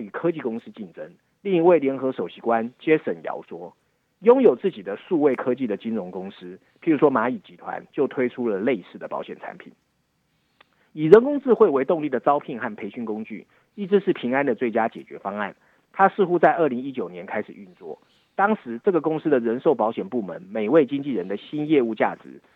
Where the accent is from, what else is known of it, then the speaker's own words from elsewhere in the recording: Taiwan; 身为台湾人